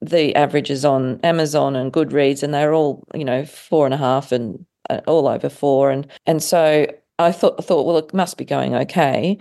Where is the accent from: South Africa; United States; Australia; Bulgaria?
Australia; I was coming from Australia